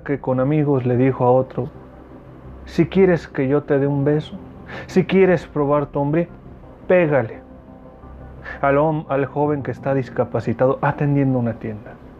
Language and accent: Spanish; Mexicali, Baja California, Mexico; Mexicali, mi tierra bonita